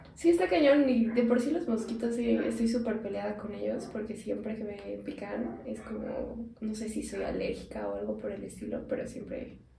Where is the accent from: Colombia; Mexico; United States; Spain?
Mexico